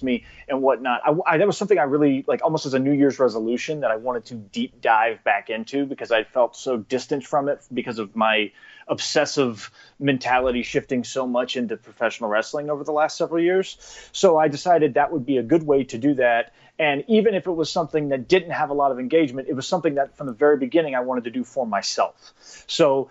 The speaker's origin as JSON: {"language": "English", "town": "Charleston", "region": "South Carolina", "country": "United States", "tie": "born or raised there", "moved": "as an adult", "lives_now": "Chattanooga, United States", "said": "I grew up in Charleston, South Carolina. Like, I live in Chattanooga, Tennessee now, and I was actually born in Chattanooga, Tennessee"}